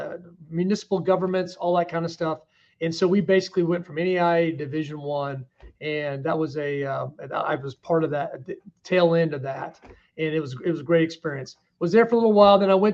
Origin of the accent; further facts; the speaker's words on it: Kansas City, Kansas, United States; moved away; I'm from Kansas City area. Not very many people. I'm from the Kansas side.